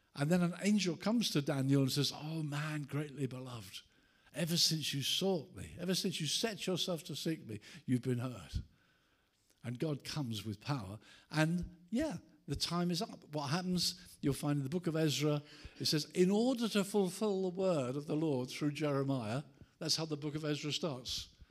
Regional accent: Brighton, South East England, United Kingdom; my hometown of Brighton

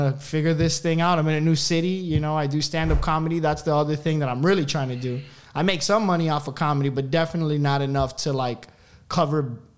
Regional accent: Miami, Florida, United States; moved away as an adult; now in Austin, United States; I'm actually from Miami, so I transferred from Miami to Austin

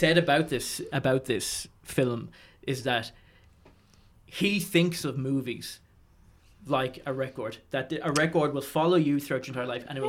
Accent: Arklow, County Wicklow, Ireland; I'm from Arklow, County Wicklow

